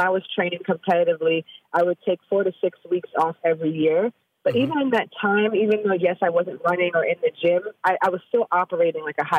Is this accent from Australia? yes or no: no; Jamaica; in Kingston, Jamaica. I'm from Jamaica, like you mentioned at the top of the show.